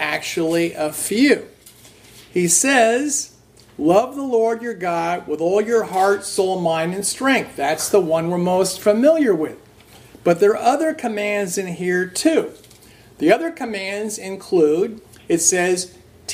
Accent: New Jersey, United States; I grew up in New Jersey, and it's at an outskirts, basically a suburb of New York City.

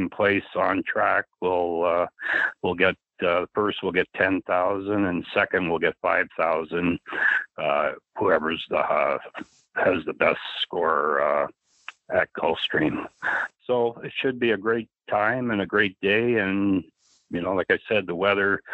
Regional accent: Canada; being Canadian

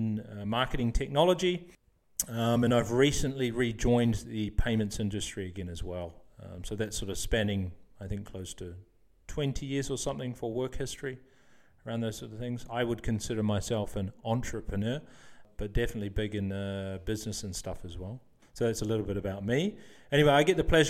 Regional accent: New Zealand; moved away as an adult; also born or lived in Sydney, Australia; now in Netherlands; I'm from New Zealand. I've been living in the Netherlands now for 17 years

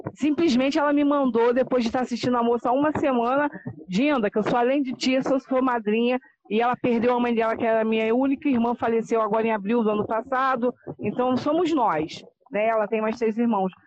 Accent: Teresópolis, Rio de Janeiro, Brazil; now in Guapimirim, Brazil; Eu sou do Rio de Janeiro, moro num município chamado Guapimirim, que fica antes de Teresópolis, mas eu sou teresopolitana

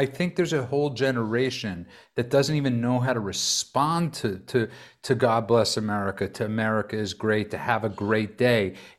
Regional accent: New York City, New York, United States; And I'm a kid from Brooklyn.

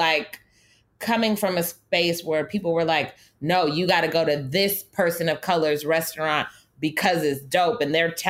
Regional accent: Los Angeles, California, United States; moved away as an adult; also born or lived in San Francisco Bay Area; now in New York, United States; growing up in Los Angeles

